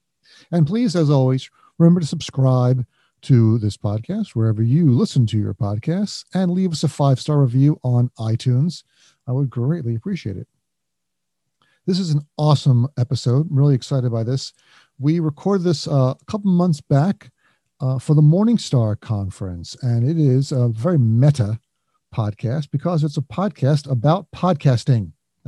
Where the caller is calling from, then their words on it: East Brunswick, New Jersey, United States; I'm calling in from beautiful East Brunswick, New Jersey.